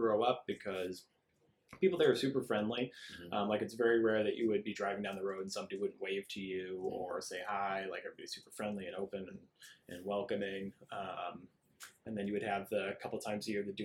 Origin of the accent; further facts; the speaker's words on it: Omaha, Nebraska, United States; now in Arizona, United States; I grew up in Omaha, Nebraska